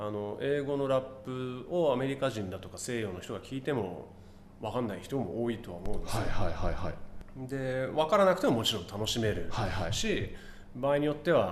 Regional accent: Katsushika, Tokyo, Japan; 育ちもそうですね葛飾芝まで

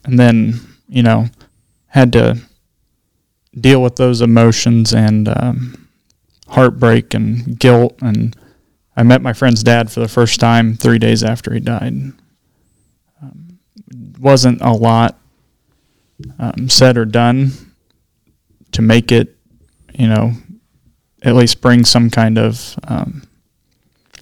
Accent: Blue Mound, Kansas, United States; I graduated with 8 people from Blue Mound grade school

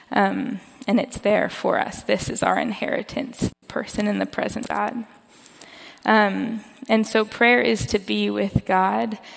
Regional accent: Kansas, United States; moved away; I'm from Kansas. I grew up in a suburb.

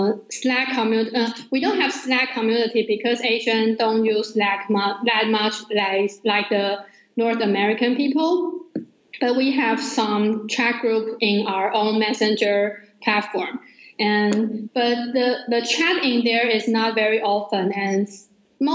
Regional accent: Taiwan; I'm from Taiwan.

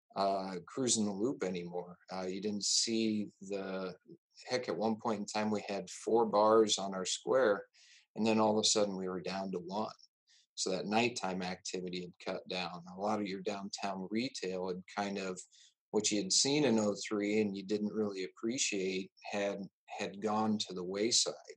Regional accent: Exira, Iowa, United States; also born or lived in Hamlin, Iowa; now in Jefferson, United States; we moved to Exira, which was just to the south of there and that's where I was born and raised. Um, grew up on a farm just two miles outside of Exira

